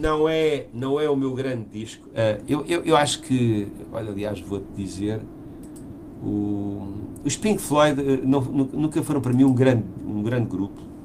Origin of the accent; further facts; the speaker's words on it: Portugal; eu venho de Portugal, não venho da Ibéria